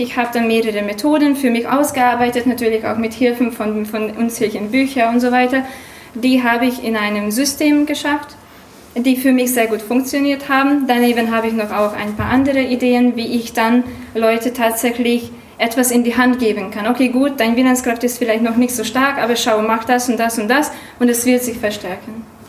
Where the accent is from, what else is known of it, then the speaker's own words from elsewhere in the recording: Hungary; German is a second language; now in Germany; Ich komme ursprünglich aus Ungarn, also Entschuldigung für meinen Akzent und für mein Deutsch